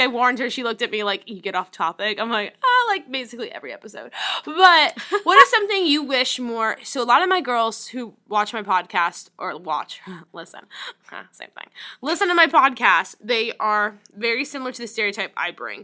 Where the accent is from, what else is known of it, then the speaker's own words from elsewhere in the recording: New Orleans, Louisiana, United States; moved away; I grew up in New Orleans, Louisiana